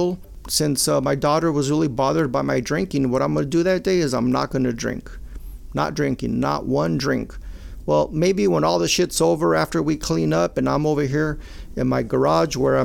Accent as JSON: {"language": "English", "town": "Maywood", "country": "United States", "tie": "born or raised there", "said": "when we grew up in Maywood and my brother, I told you, I come from a very Mexicano family. I'm the only Chicano in my immediate family."}